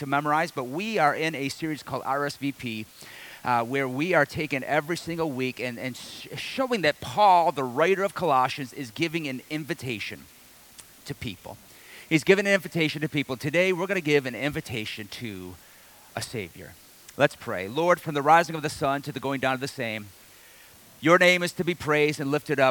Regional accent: Detroit, Michigan, United States; I'm from the Detroit area

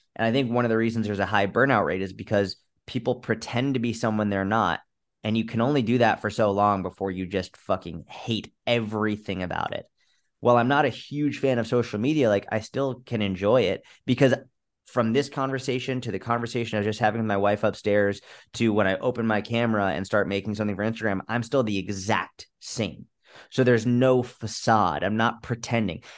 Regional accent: United States; as an American

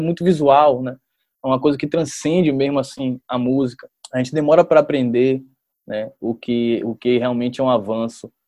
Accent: Salvador, Bahia, Brazil; eu era um jovem que eu estava aqui em Salvador

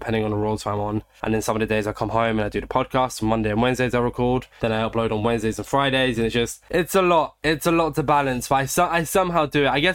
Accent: United Kingdom; I'm British

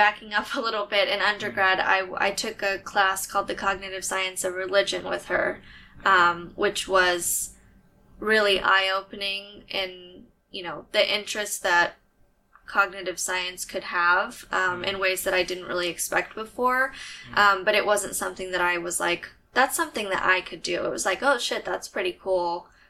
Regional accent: San Antonio, Texas, United States; I'm from San Antonio. I'm a huge Spurs fan. Mm-hmm. And I am born and raised in Texas. I've lived here for ever.

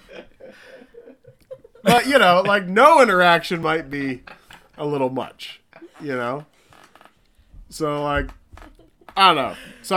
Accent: Midwest, United States; moved away; I'm from the Midwest

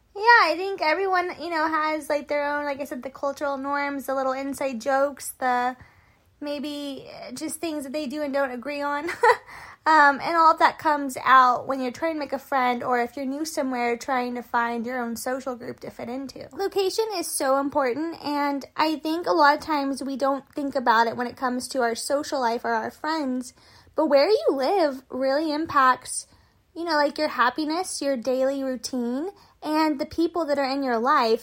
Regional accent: San Antonio, Texas, United States; moved away as an adult; also born or lived in Chicago / New York; now in Houston, United States; I moved from San Antonio, Texas, the suburbs

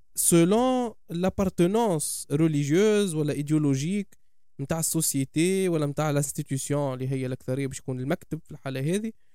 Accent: Tunisia; انتمي لتونس

